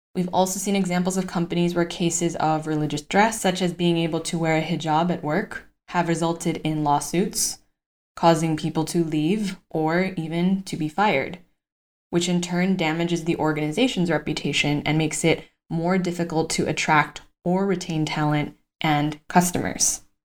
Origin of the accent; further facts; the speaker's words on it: Los Angeles, California, United States; now in Madrid, Spain; my home state of California